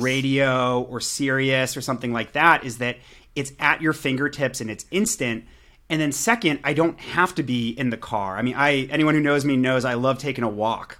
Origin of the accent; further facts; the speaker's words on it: Pittsburgh, Pennsylvania, United States; now in Santa Monica, United States; I live in Santa Monica, California, uh, but I'm from Pittsburgh, Pennsylvania